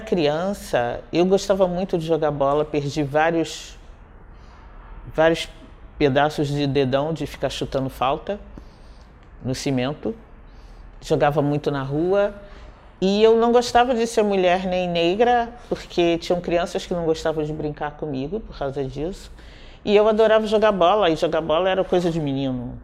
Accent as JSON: {"language": "Portuguese", "region": "Rio de Janeiro", "country": "Brazil", "tie": "born or raised there", "also_born_or_lived": "Nilópolis"}